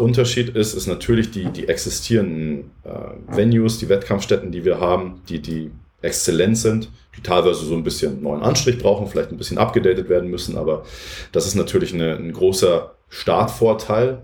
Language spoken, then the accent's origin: German; Munich, Bavaria, Germany; Ich bin aus München. Hm, ich habe damals in der Werner von Linde Halle trainiert im Winter